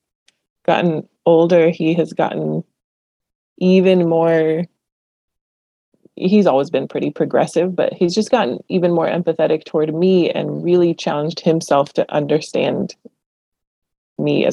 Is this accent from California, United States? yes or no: yes; Los Angeles, California, United States; English is a second language; my sister and I were born here in Los Angeles.